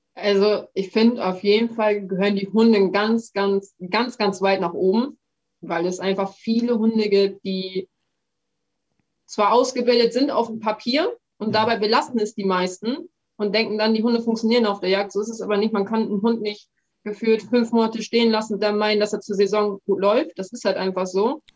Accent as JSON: {"language": "German", "area": "Emsland", "region": "Lower Saxony", "country": "Germany", "said": "ich komme aus dem Emsland, das ist ein sehr niederwildlastiges Revier."}